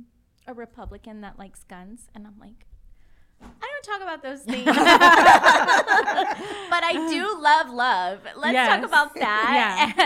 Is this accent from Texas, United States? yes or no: yes; Texas, United States; accent: twang; also born or lived in New York; I have a little twang in my talk at times, and it's because I'm from Texas. Like, so doesn't mean I'm not like a real Mexican American.